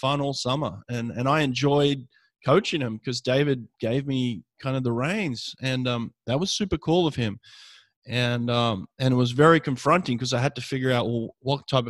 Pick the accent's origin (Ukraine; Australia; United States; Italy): Australia; Sydney, New South Wales; moved away as an adult; my hometown in Sydney, Australia